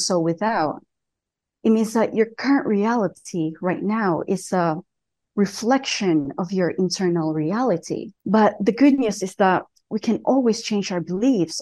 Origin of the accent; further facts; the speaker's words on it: southern Philippines, Philippines; moved away as an adult; now in Colorado, United States; I told you I was from Colorado, but I actually moved there when I was 18. I grew up in a small village in the south of Philippines